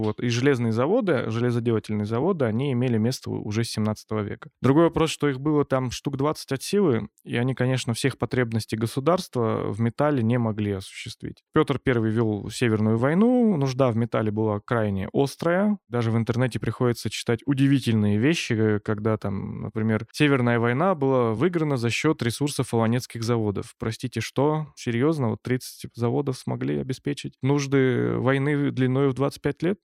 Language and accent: Russian; Pervouralsk, Sverdlovsk Oblast, Russia; сам я происхожу из Первоуральска, и моя мама, она как раз тоже из Первоуральска